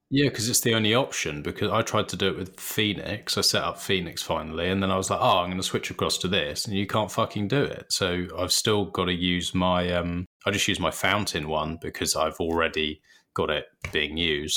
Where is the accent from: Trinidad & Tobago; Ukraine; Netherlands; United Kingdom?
United Kingdom; we're British